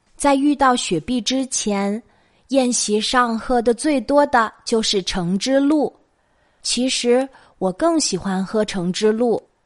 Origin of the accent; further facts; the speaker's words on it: China; 我们中国人